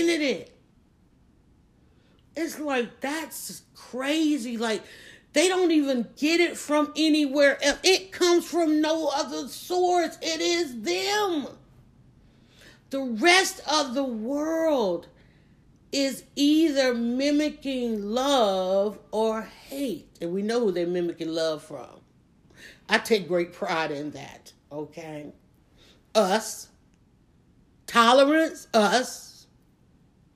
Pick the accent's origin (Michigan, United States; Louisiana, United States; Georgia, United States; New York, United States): Georgia, United States; Atlanta; I live in Atlanta. I was born and raised in Atlanta